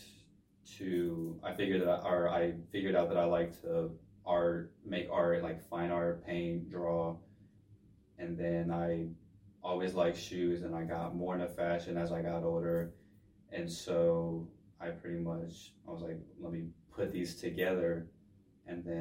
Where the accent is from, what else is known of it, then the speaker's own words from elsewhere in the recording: Middletown, Ohio, United States; I'm from Cincinnati, Ohio, specifically Middletown, Ohio, which is technically a suburb of Cincinnati